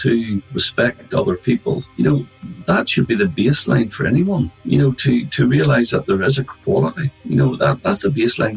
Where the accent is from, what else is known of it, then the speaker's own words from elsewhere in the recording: Larne, Northern Ireland, United Kingdom; Growing up in Larne, we'll put it this way, I'm still here. I've never left the town. So, you know, it's my hometown